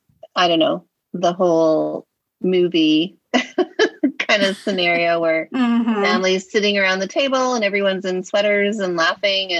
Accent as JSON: {"language": "English", "country": "Canada", "also_born_or_lived": "Southern California", "moved": "yes", "lives_now": "California, United States", "said": "I'm from Canada, and I grew up skiing"}